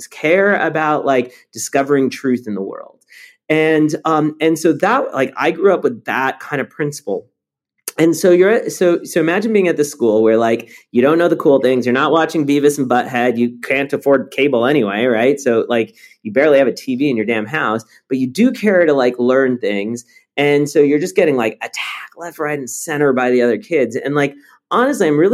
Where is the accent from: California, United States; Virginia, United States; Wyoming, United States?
California, United States; Los Angeles; English is a second language; also born or lived in Paris, France; growing up